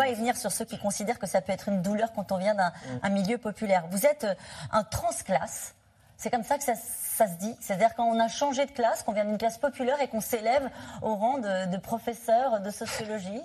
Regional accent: France; on est français

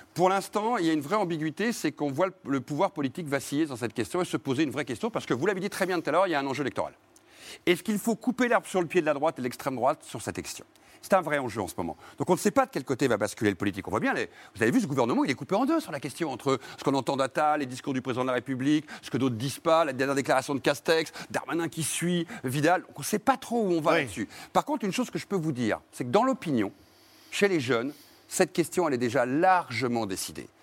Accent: Brittany, France; petit breton comme moi

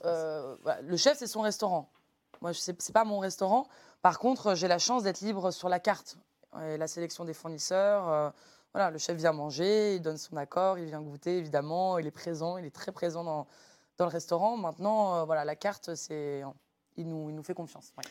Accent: Lyon, Auvergne-Rhône-Alpes, France; moved away as an adult; also born or lived in Beaujolais; now in Paris, France; je suis chef de cuisine au restaurant Au Lyonnais à Paris, mais j'ai grandi ici à Lyon, dans le bouchon lyonnais de mon père

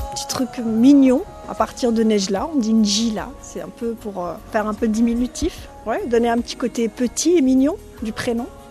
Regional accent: Constantine, Constantine Province, Algeria; moved away as an adult; also born or lived in Guadeloupe; now in Martinique; moi je suis algérienne, je suis de Constantine

